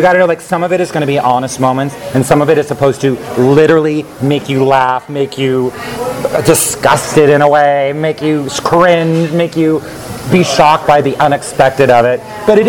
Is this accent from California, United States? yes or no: yes; Northern California, United States; also born or lived in New York City; now in Los Angeles, United States; I was raised in California, the northern part. I moved to New York City and did Broadway shows, and now I'm here in L.A.